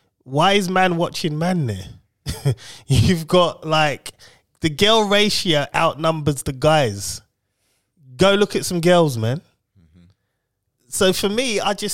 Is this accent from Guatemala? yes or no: no; United Kingdom; we're British